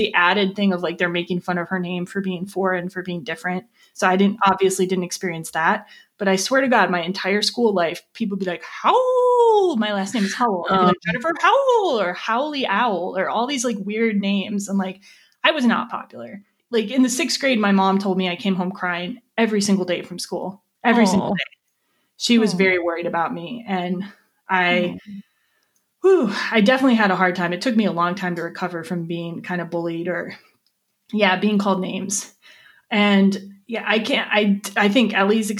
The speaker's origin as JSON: {"language": "English", "town": "Lake Geneva", "region": "Wisconsin", "country": "United States", "tie": "born or raised there", "said": "We're both from Lake Geneva, Wisconsin"}